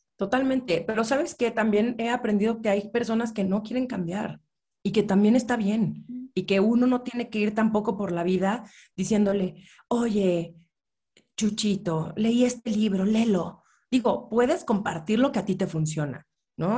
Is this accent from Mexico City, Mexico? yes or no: yes; Mexico City, Mexico; yo nací, crecí en la Ciudad de México